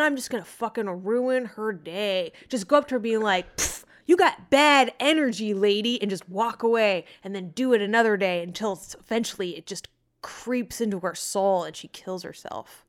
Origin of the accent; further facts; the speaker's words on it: Arizona, United States; I'm from Arizona